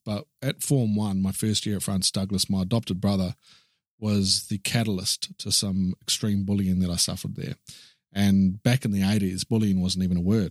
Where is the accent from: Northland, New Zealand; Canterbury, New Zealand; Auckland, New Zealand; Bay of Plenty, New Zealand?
Canterbury, New Zealand; Christchurch; also born or lived in Wellington, New Zealand; I was born in Christchurch in New Zealand